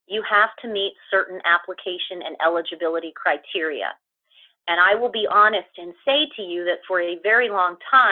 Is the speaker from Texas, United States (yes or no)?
no; Ohio, United States; moved away; also born or lived in East Coast / Chicago; I am actually originally from Ohio, but I've had the opportunity to live in quite a few different places on the East Coast for a while, but then also in Chicago